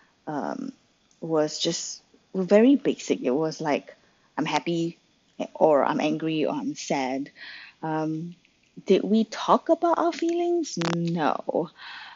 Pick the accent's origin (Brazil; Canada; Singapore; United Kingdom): Singapore; I grew up in Singapore